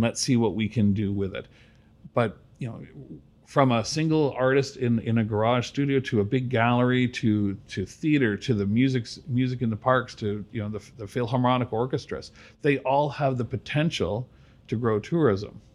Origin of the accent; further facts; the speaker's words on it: Brampton, Ontario, Canada; now in Georgetown, Canada; I grew up in Brampton